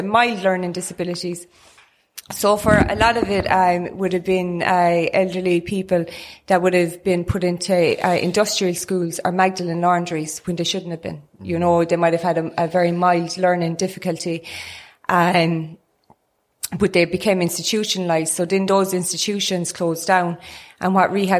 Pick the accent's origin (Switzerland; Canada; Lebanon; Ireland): Ireland; Newcastle West, Munster; I'm from Newcastle West